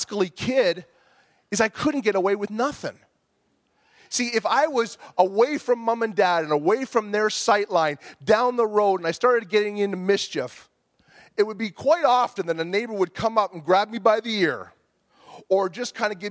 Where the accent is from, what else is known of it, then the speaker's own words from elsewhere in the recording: Bolton, Ontario, Canada; I grew up in Bolton, Ontario, and I lived in the same house for 20 years